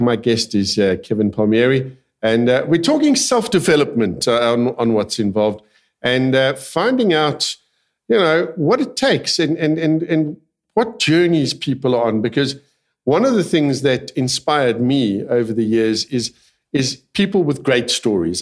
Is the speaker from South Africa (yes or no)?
yes; South Africa; I'm a South African, born and bred